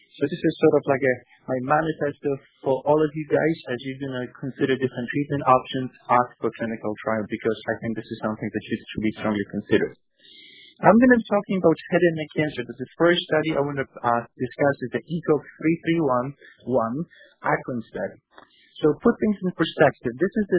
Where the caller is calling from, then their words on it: New York, United States; Actually, I'm calling from New York, so it's already afternoon.